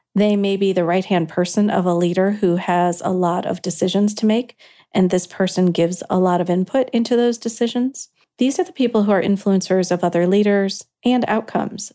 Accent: Kankakee, Illinois, United States; you worked in Kankakee. That's where I am from.

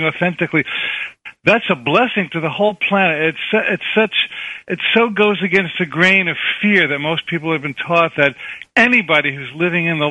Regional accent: New Jersey, United States; I grew up in New Jersey, too.

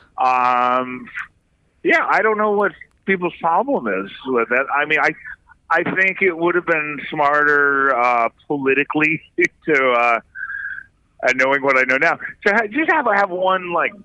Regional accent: San Francisco Bay Area, California, United States; moved away as an adult; now in New York, United States; I grew up in the San Francisco Bay Area

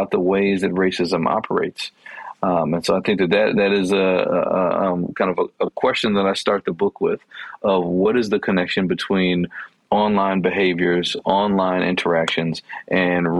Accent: Chicago, Illinois, United States; I grew up in Chicago in a neighborhood that was predominantly Black and Latinx

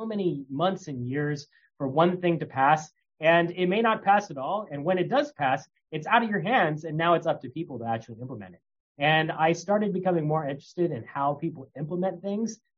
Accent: California, United States; moved away as an adult; also born or lived in Ithaca, New York; I grew up in California

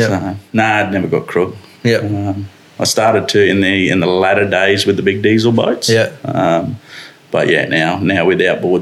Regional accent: Torres Strait Islands, Murray Island, Queensland, Australia; Yeah, so I grew up in the Torres Straits. So I spent the first 7 years of my life up on Murray Island.

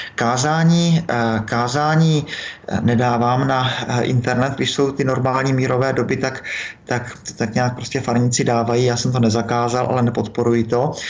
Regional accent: Moravia, Czechia; u nás na Moravě

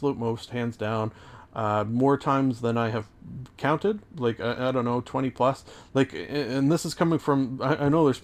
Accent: Canada; I am Canadian

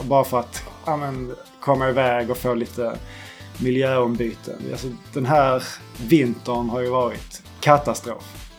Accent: Skåne, Sweden; now in southern Norrland, Sweden; jag kan lika bra flytta hem till Skåne igen

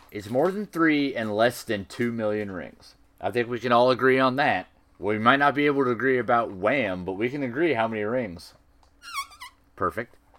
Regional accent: United States; I'm an American

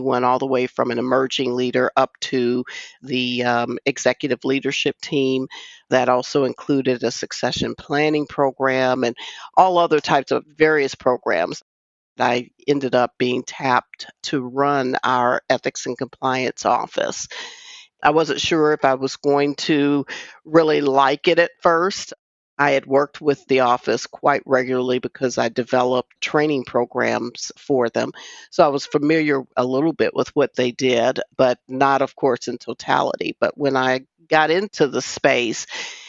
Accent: Wisconsin, United States; I grew up in Wisconsin.

